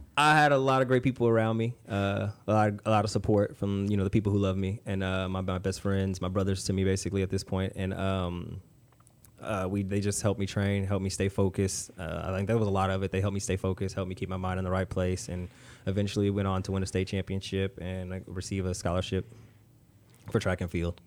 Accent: Conroe, Texas, United States; I played sports growing up in Conroe, um, went to Conroe High

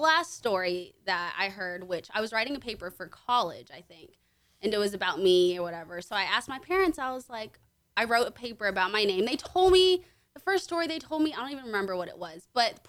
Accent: Conroe, Texas, United States; also born or lived in Willis, Texas / Houston, Texas; Okay, so I grew up in Conroe. Sophomore year of high school, I moved out to Lake Conroe, Willis area. Grew up here my whole life.

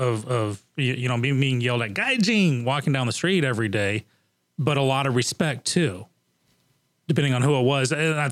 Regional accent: United States; moved away; also born or lived in Japan

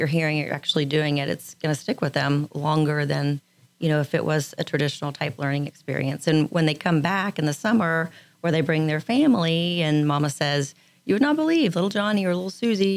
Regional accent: Austin, Texas, United States; moved away; I'm from Austin, so I'm a city girl, right? Left Austin as soon as I could

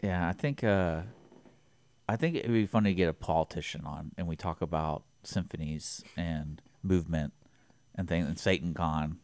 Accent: Houston, Texas, United States; growing up in Houston

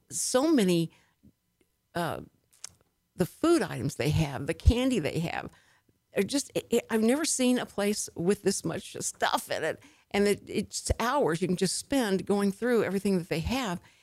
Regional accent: Houston, Texas, United States; I'm born and raised in Houston, so Texas is my, you know, my place of origin

